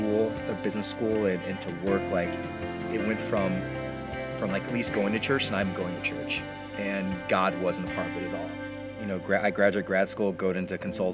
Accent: Indiana, United States; from a small farm town just west of Indianapolis

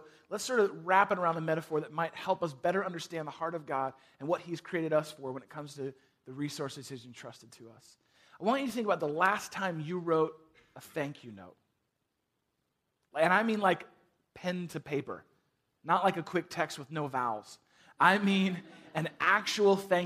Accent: San Francisco, California, United States; moved away as an adult; now in Chicago, United States; I grew up in San Francisco

